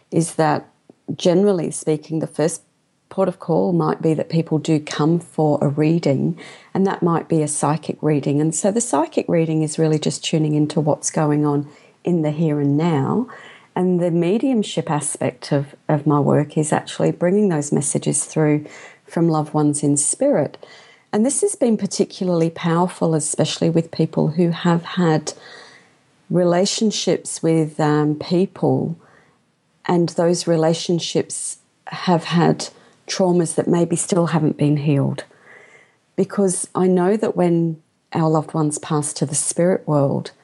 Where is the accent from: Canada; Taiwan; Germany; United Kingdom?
United Kingdom; London; I was born in London, and my father came to England from India